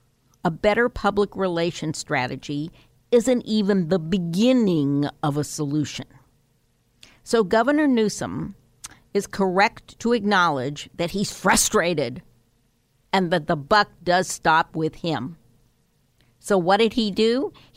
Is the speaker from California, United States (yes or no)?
yes; California, United States; when I grew up here in Sonoma County, actually, and Napa County, those were remote hamlets.